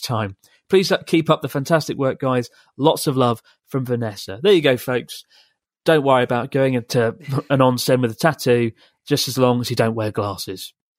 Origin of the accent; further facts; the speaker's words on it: England, United Kingdom; from England